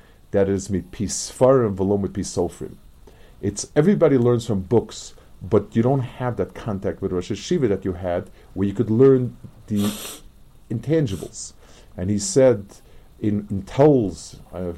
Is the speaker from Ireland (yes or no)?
no; New York City, New York, United States; moved away; I grew up on the Lower East Side